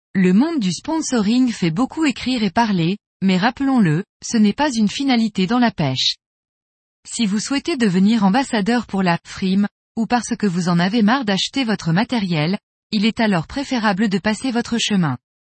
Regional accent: Montpellier, Occitania, France; also born or lived in Tulle; Je suis originaire du sud de la France, de Montpellier.

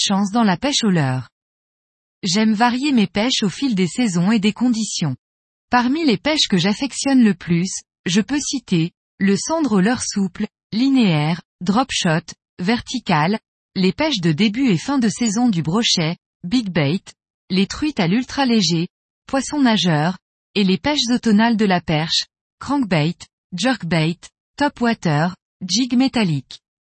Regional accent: Montpellier, Occitania, France; also born or lived in Tulle; Je suis originaire du sud de la France, de Montpellier

